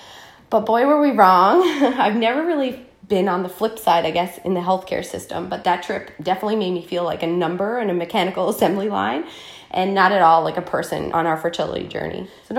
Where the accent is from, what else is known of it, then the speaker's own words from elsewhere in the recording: Newfoundland and Labrador, Canada; also born or lived in Alberta; We're both from Newfoundland, which is a small island on the east coast of Canada, and we grew up about 10 minutes away from each other, but we actually never met until we moved away to Alberta for work.